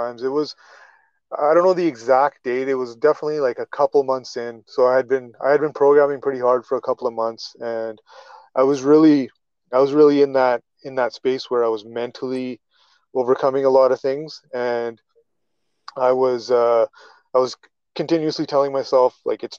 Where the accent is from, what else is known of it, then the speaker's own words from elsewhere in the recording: Calgary, Alberta, Canada; I'm from Calgary, Alberta, in Canada.